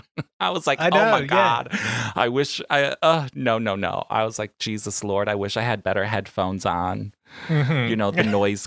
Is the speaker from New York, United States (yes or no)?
yes; New York, United States; now in Long Beach, United States; I'm a New Yorker, I'm used to taking the public transportation.